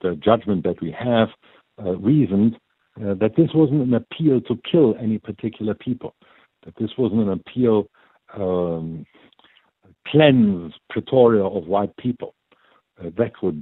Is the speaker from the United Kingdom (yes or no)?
no; Germany; accent: German; now in South Africa; the listeners will hear from my accent, I was born in Germany. I'm a German